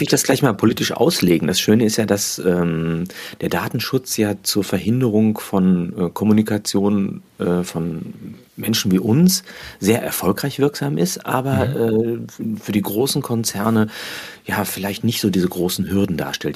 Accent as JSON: {"language": "German", "country": "Germany", "tie": "born or raised there", "said": "Also ich bin ja in der Nähe des Ruhrgebietes aufgewachsen"}